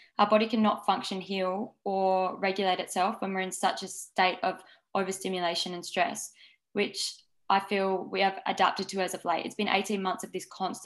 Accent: Adelaide, South Australia, Australia; moved away as an adult; now in Byron Bay, Australia; I've lived in Byron Bay for the last 5 years, but I grew up in Adelaide.

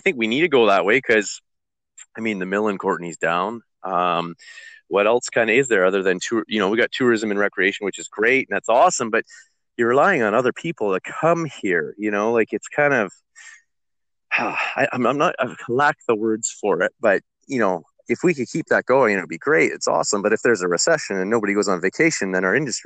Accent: Comox Valley, British Columbia, Canada; I grew up in the Comox Valley

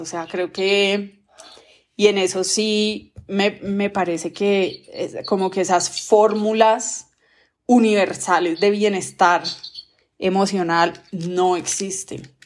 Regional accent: Colombia; como buena colombiana que, que vivimos en el país

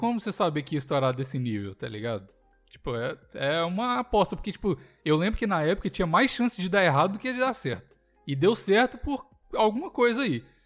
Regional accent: Belo Horizonte, Minas Gerais, Brazil; moved away; eu sou de Belo Horizonte

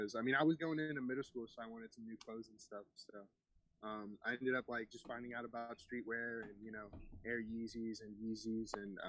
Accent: New York, United States; born there; also born or lived in Florida; I'm 19 years old. I'm originally from, I was born in New York. And then we ended up moving to Florida

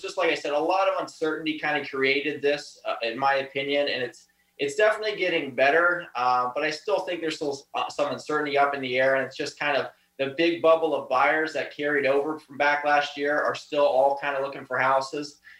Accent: Erie County, Pennsylvania, United States; I was born and raised here

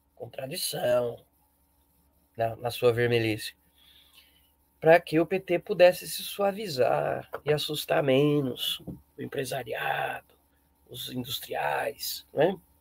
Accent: Brazil; abençoados somos nós brasileiros

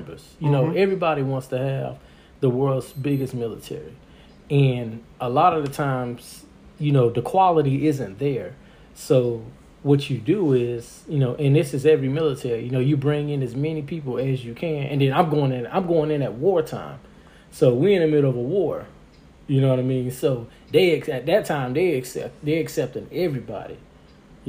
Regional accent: Miami, Florida, United States; I'm from Miami.

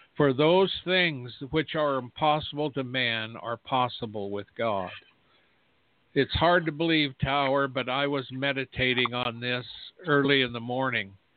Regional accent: United States; I'm an American who is a watchman

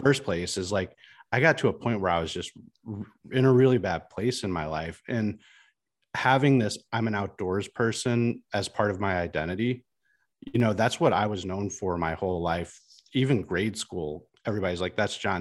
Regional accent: Washington, Missouri, United States; so I'm from Washington, Missouri

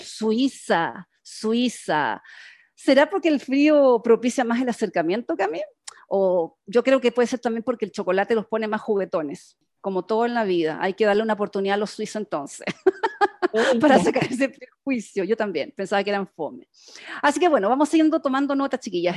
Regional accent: Chile; como buena chilena

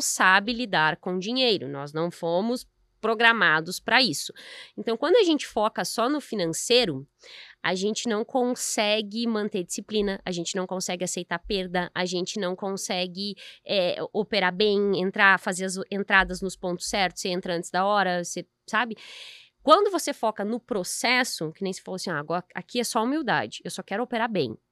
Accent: Brazil; a gente vive num, num país excelente

